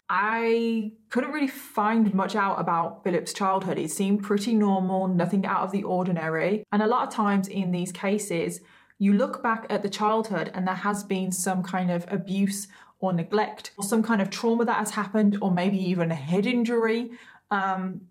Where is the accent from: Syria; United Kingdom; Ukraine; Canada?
United Kingdom; I'm British and we pronounce Craig as Craig